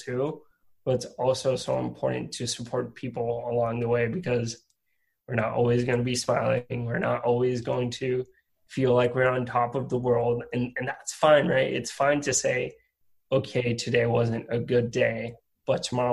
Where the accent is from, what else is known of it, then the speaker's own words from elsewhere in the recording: Puerto Rico; moved away as an adult; also born or lived in Rhode Island; I'm originally from Puerto Rico, and I went to college in Rhode Island.